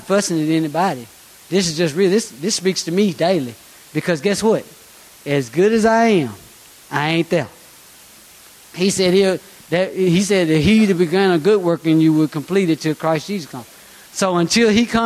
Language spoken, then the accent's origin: English; Rock Island, United States; I'm from Rock Island. I've been there 40 years, off and on.